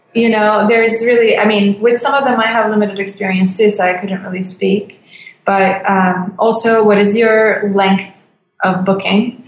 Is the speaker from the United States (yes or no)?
no; Turkey; moved away; I love my country too. I really, really do love Turkey